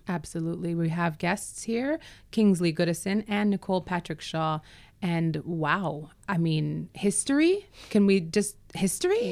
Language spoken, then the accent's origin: English; Jamaica; I am from Jamaica. Born here